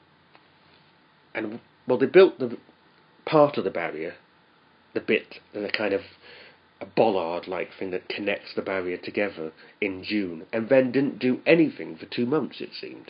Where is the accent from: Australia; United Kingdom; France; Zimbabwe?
United Kingdom; now in Japan; where I'm from Britain